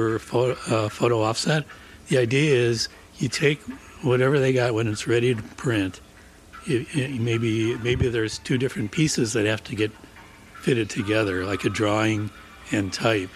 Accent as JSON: {"language": "English", "town": "Chicago", "region": "Illinois", "country": "United States", "moved": "as an adult", "lives_now": "Madison, United States", "said": "we're both from Chicago"}